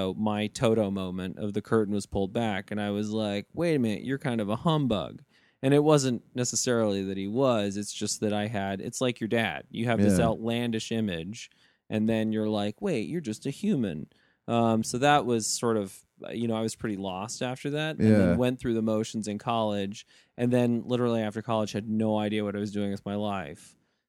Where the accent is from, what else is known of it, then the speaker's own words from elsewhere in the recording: Saudi Arabia; born there; You know, I was born in Saudi, and then, you know, just moved around the world a lot.